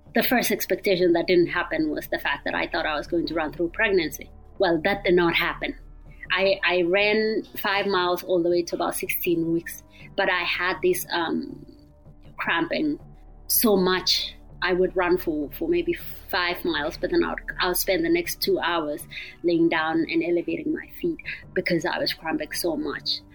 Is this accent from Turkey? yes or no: no; Kenya; moved away as an adult; now in Eugene, United States; I grew up in Kenya.